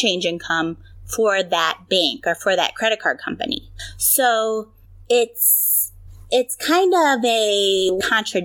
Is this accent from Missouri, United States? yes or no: yes; St. Louis, Missouri, United States; I'm from the St. Louis area, so home of the Blues